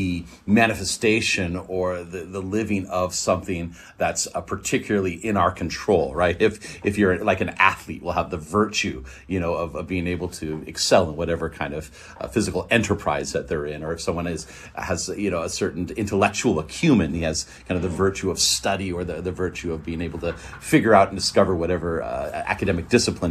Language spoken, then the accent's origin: English; Northern California, United States; I'm from Northern California